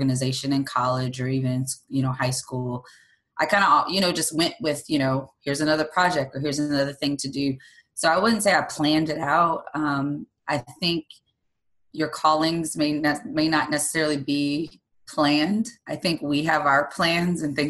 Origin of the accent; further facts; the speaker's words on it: Mississippi, United States; I grew up in a traditional, I'm from Mississippi, so I'm in the Bible Belt state, in this area, on the coast